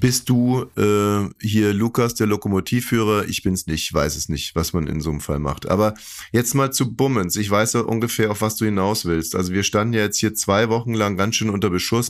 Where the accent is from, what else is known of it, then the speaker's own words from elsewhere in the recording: Saxony-Anhalt, Germany; ich komme aus Sachsen-Anhalt